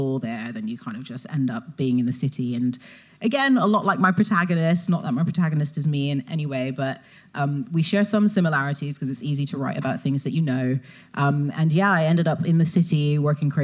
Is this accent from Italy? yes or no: no; United Kingdom; ended up staying local in the Midlands, which is where my family are from